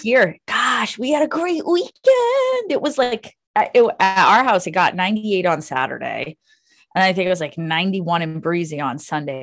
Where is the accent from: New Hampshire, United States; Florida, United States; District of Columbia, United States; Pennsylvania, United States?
New Hampshire, United States; moved away as an adult; now in Massachusetts, United States; I'm originally from New Hampshire